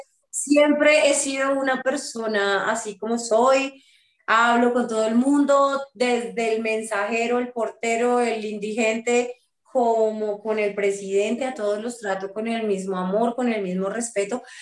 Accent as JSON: {"language": "Spanish", "town": "Bucaramanga", "region": "Santander", "country": "Colombia", "tie": "born or raised there", "also_born_or_lived": "Bogotá", "moved": "yes", "said": "visitaba mi tierra natal, Bucaramanga"}